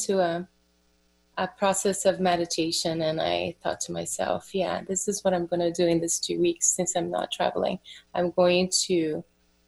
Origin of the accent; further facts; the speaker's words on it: Brazil; moved away as an adult; I was born in Brazil and I moved here in my very early 20s, I was 21, 22